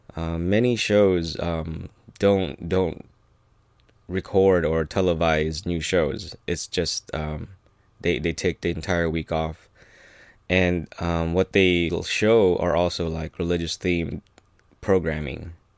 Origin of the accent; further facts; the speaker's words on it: United States; being Filipino-American